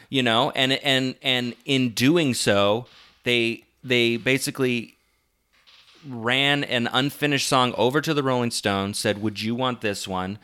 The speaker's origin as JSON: {"language": "English", "town": "Omaha", "region": "Nebraska", "country": "United States", "said": "I'm from Omaha"}